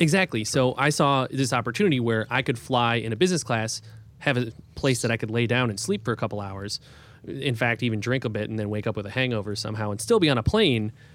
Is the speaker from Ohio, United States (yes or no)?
yes; Cleveland, Ohio, United States; now in New York City, United States; I grew up outside of Cleveland